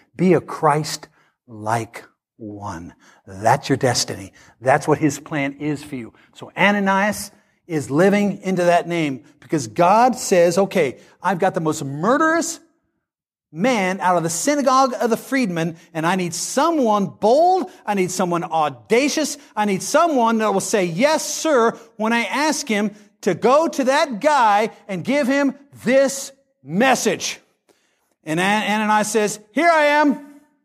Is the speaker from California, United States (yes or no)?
no; Great Bend, Kansas, United States; moved away; I come from Great Bend, Kansas.